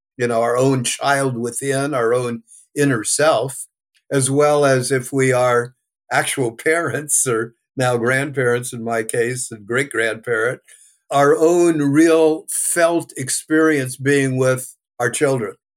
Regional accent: California, United States; also born or lived in New York; I was born in New York, came to California

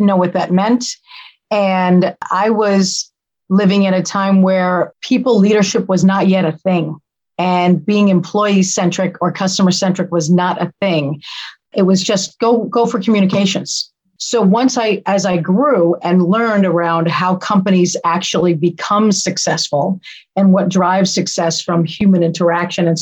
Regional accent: Yonkers, New York, United States; also born or lived in Westchester County, New York; I grew up in Yonkers almost as much as we grew up in Westchester.

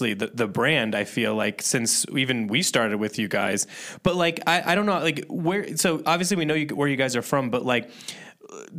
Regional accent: Indiana, United States; moved away; I grew up in Indiana

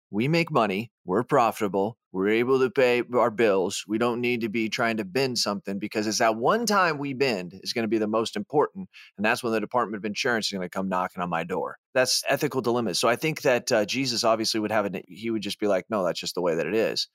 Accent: United States; moved away

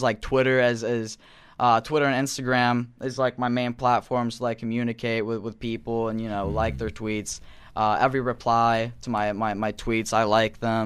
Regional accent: Norway; I'm not American. I'm from Norway.

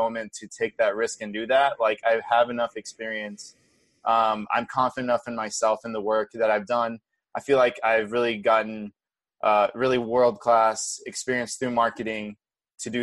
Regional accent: Brazil; moved away; I was born and raised in Brazil

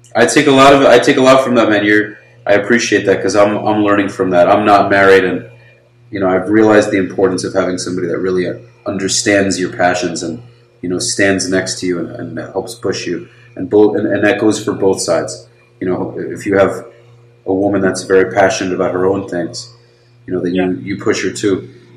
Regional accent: New York, United States; moved away; also born or lived in Florida; I was born in America

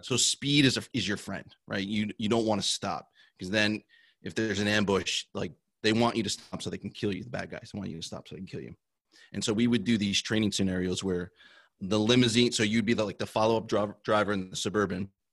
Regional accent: New Jersey, United States; I grew up in New Jersey

